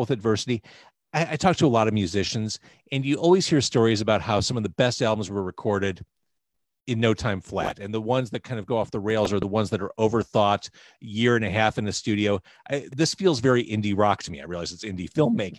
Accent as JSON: {"language": "English", "town": "Chicago", "region": "Illinois", "country": "United States", "said": "I'm from Chicago"}